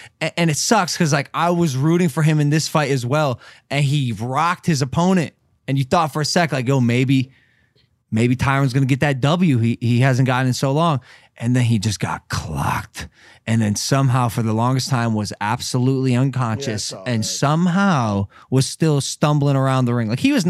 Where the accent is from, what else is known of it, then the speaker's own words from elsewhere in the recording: Cleveland, Ohio, United States; I'm from Cleveland, bro.